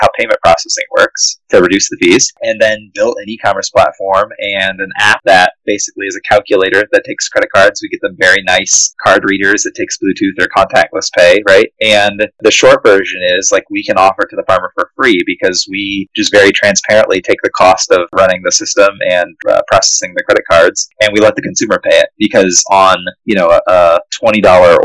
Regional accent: Indiana, United States; growing up in Indiana, like, it's all cornfields

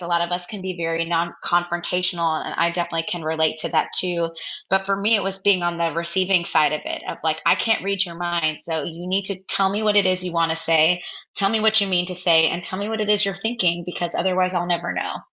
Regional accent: New Jersey, United States; also born or lived in Brooklyn, New York; i grew up in new jersey I was born in Brooklyn, but then moved to New Jersey

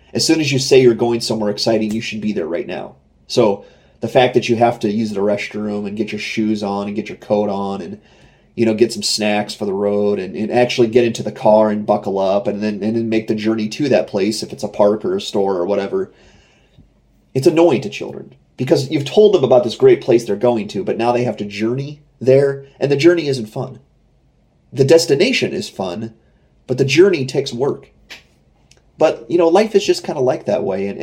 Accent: United States; I'm an American

